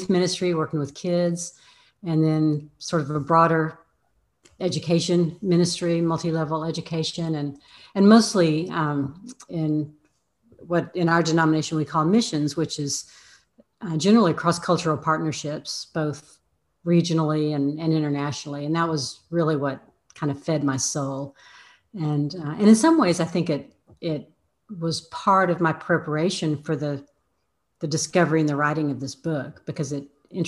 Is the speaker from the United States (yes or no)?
yes; Amarillo, Texas, United States; also born or lived in Dallas, Texas / New Mexico / Colorado; So I'm a Texas girl originally. I grew up in the panhandle of Texas in a town called Amarillo, where it is flat and dry and brown. I lived most of my life in Dallas